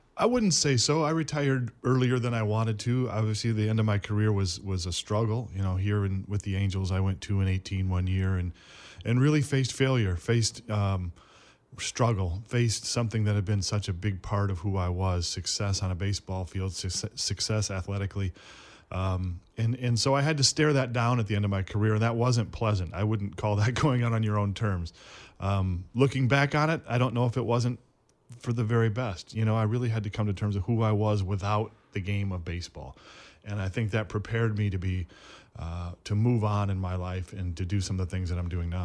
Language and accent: English; Flint, Michigan, United States; moved away as an adult; growing up in Flint